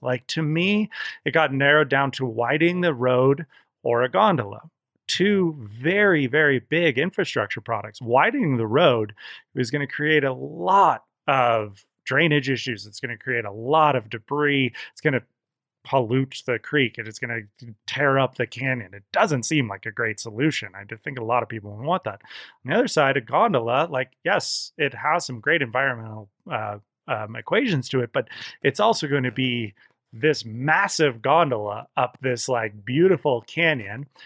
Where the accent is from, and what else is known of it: Olympic Valley, California, United States; born or raised there; also born or lived in Santa Cruz